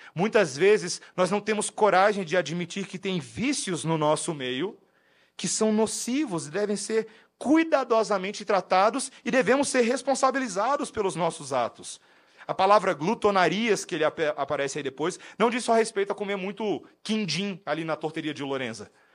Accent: Brazil; moved away as an adult; also born or lived in United States

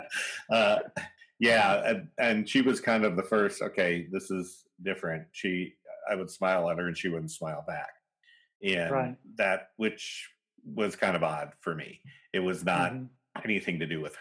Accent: United States

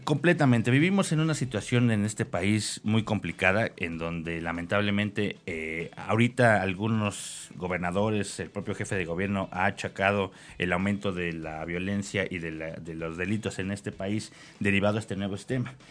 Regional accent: Mexico; cómo somos como mexicanos

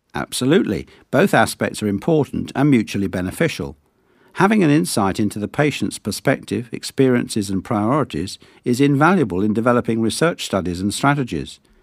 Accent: Sutton Coldfield, West Midlands, United Kingdom; Both of my parents are Greek Cypriot, though I was born in Sutton Coalfield, which, I am told, is the posh bit of Birmingham.

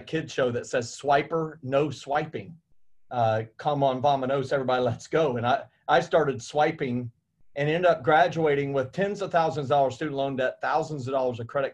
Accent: Indiana, United States; I grew up in Indiana and I was maybe 30 minutes south of Indianapolis

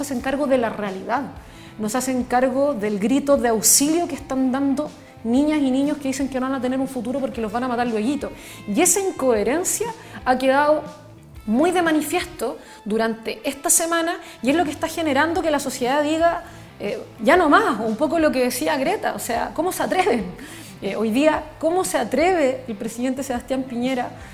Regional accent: Chile

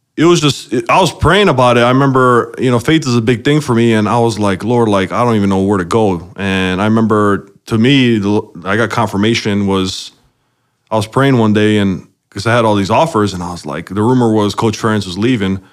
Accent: Chicago, Illinois, United States; I was born in Chicago, uh, and man, I, I grew up uh, the youngest out of uh, five total

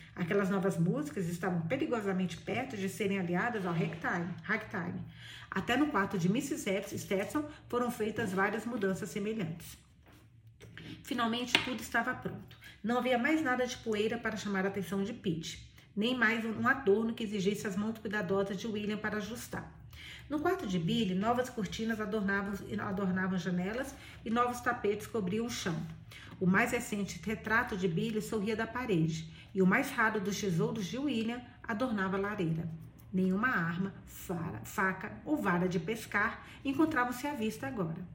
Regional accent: near Bahia, Minas Gerais, Brazil; eu sou baiana. Baiana não, sou de Minas, perto da Bahia

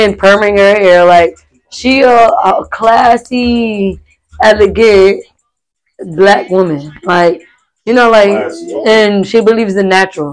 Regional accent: Lawrence, Massachusetts, United States; also born or lived in Pine Hills, Florida; now in Florida, United States; I'm from Lawrence, Massachusetts

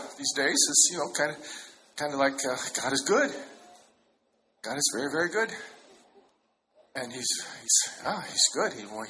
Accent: China; born there; You look very Chinese. I was born in China.

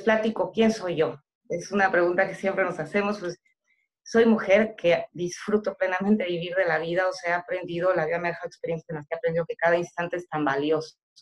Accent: State of Mexico, Mexico; moved away as an adult; now in Yucatán, Mexico; yo soy originaria del Estado de México

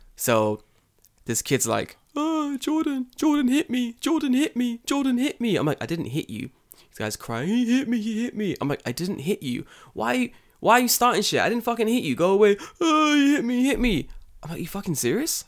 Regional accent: London, United Kingdom; now in Japan

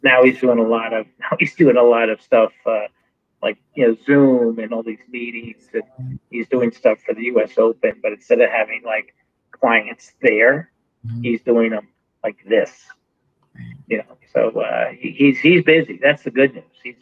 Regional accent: Wrightsville Beach, North Carolina, United States; my hometown, my little town, Wrightsville Beach

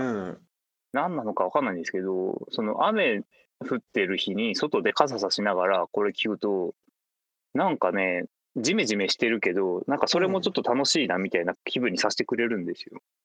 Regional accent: Fukuoka, Japan; 地元の福岡で

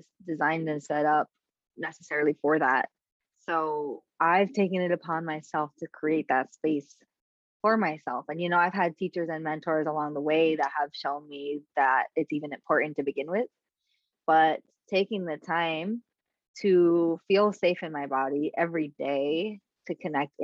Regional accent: New York City, New York, United States; I'm from the Bronx. Like, I grew up like walking through space with armor on.

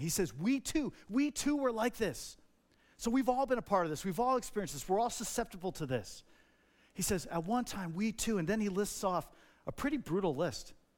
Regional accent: New Jersey, United States; I grew up in Jersey.

